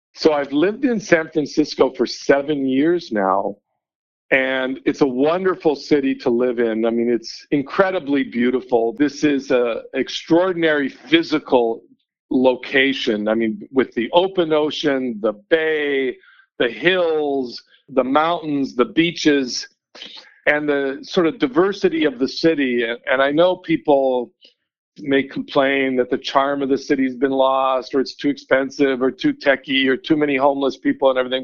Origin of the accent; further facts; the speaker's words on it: Vancouver, British Columbia, Canada; now in Denver, United States; I grew up in Vancouver